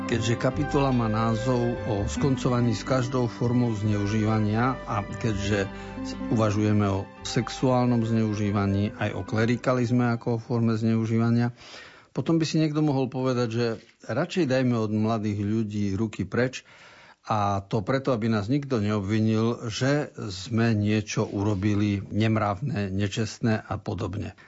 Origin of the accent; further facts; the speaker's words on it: eastern Slovakia, Slovakia; u nás na východe sa hovorí